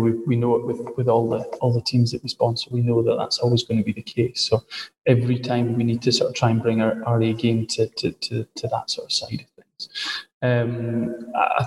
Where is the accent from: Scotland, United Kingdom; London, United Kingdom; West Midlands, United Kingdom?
Scotland, United Kingdom; I'm a Scotsman. I'm not a Welshman